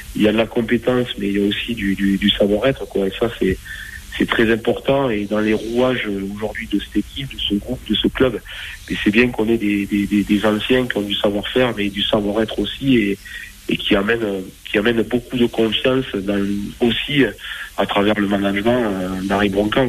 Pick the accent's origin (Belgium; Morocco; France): France; Bergerac, Nouvelle-Aquitaine; moved away as an adult; also born or lived in Castres; je suis revenu, moi, dans ma région natale, donc à Bergerac